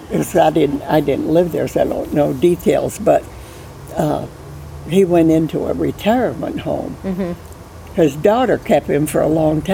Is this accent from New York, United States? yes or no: yes; Ellenburg, New York, United States; I was born in Ellenburg, New York.